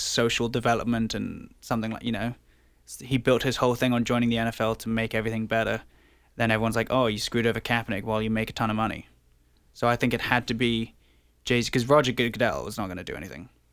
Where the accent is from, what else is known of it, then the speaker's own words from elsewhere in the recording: England, United Kingdom; now in Toronto, Canada; I was born in England